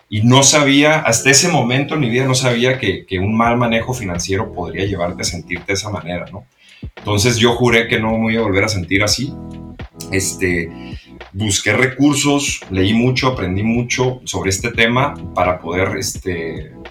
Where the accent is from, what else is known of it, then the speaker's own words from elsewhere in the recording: Mexico; moved away as an adult; also born or lived in New York, United States; now in United States; aquí en Estados Unidos, yo también crecí en México, vine a la Universidad de Estados Unidos